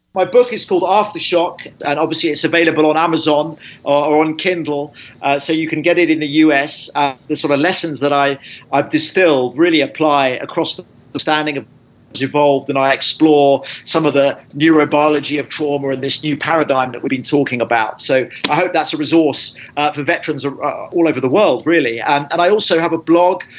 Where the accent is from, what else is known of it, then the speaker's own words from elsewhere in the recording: United Kingdom; I'm a British journalist